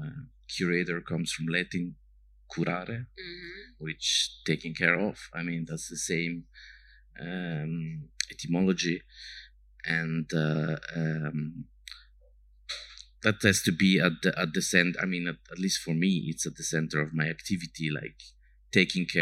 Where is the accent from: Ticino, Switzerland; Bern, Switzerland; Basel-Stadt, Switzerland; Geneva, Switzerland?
Ticino, Switzerland; moved away; I grew up in the region and don't live here anymore